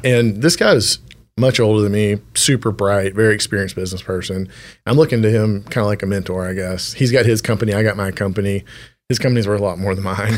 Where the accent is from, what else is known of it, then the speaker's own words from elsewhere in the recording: Temple, Texas, United States; I grew up in Temple, Texas